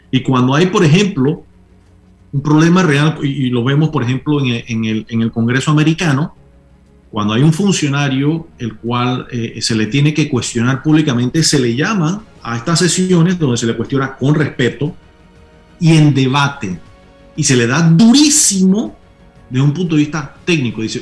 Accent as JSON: {"language": "Spanish", "country": "Panama", "said": "yo sí siento eh, como panameño orgullo de que tenemos un sistema electoral"}